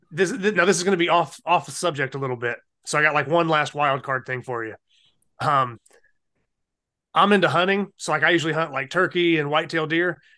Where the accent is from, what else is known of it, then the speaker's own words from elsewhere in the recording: Ohio, United States; now in North Carolina, United States; I'm originally from Ohio